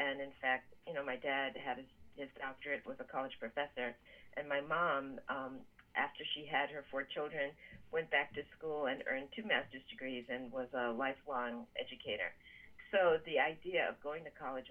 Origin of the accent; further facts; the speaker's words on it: Bridgewater, Massachusetts, United States; moved away as an adult; also born or lived in Ann Arbor, Michigan; I grew up in Bridgewater, Massachusetts. My father was a professor at Bridgewater State College, now Bridgewater State University, and my parents moved to Massachusetts when I was four